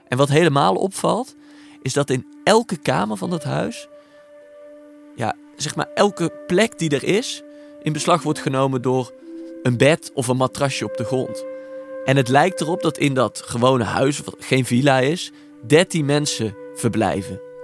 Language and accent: Dutch; Netherlands